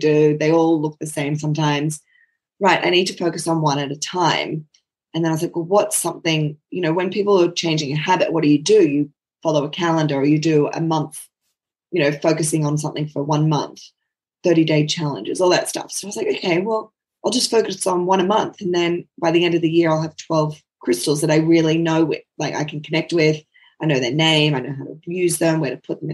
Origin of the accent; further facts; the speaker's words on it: Sydney, New South Wales, Australia; moved away as an adult; also born or lived in Moree, New South Wales / Brisbane / Narrabri; now in Toowoomba, Australia; I was born in Moree in northern New South Wales and moved to Sydney when I was seven and grew up in Sydney my whole entire life